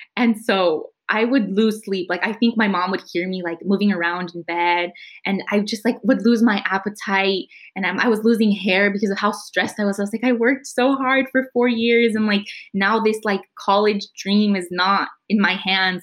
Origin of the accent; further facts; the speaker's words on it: San Jose, California, United States; I grew up in Eastside San Jose. I went to school in Eastside San Jose